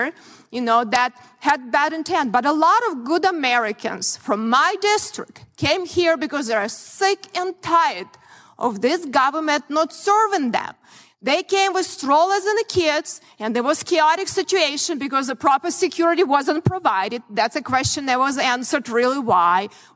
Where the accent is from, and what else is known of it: Ukraine; born or raised there; moved away as an adult; now in United States